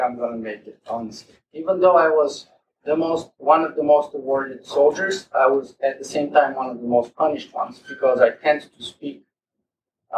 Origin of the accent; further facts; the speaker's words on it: Bulgaria; accent: Eastern European; English is a second language; moved away as an adult; also born or lived in West Virginia, United States / Toronto, Canada; now in Canada; I was born in Bulgaria.